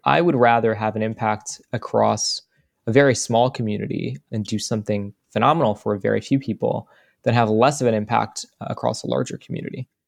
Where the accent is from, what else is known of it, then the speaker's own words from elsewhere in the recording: United States; as an American